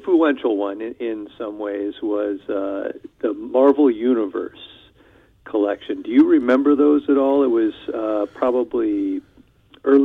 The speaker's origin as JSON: {"language": "English", "region": "Iowa", "country": "United States", "tie": "born or raised there", "moved": "as an adult", "lives_now": "Wisconsin, United States", "said": "I live in Wisconsin, central Wisconsin, a small town. And let's see, I grew up in Iowa."}